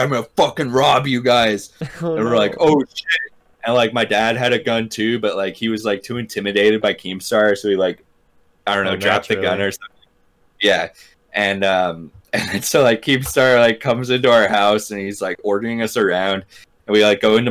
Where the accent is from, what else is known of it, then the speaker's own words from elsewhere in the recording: Deer Park, United States; the house I grew up in Deer Park